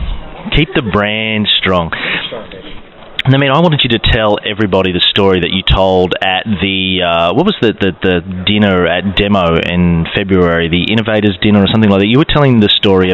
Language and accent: English; Australia; I'm from Australia.